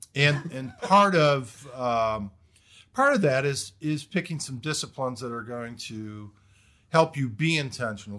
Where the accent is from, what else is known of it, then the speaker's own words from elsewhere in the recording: Detroit, Michigan, United States; moved away as an adult; also born or lived in Kentucky / New Jersey; I'm originally from Michigan, Detroit area.